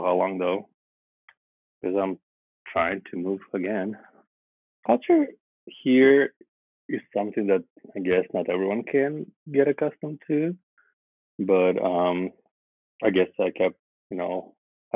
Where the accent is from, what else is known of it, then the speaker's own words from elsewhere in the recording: Vladivostok, Primorsky Krai, Russia; English is a second language; moved away as an adult; now in Shanghai, China; I'm from Russia. From a small town called Vladivostok